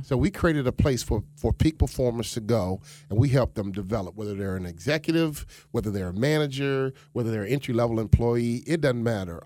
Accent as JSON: {"language": "English", "town": "Chicago", "region": "Illinois", "country": "United States", "tie": "born or raised there", "also_born_or_lived": "Minnesota", "moved": "as an adult", "lives_now": "Boca Raton, United States", "said": "I was raised in Chicago on the South Side."}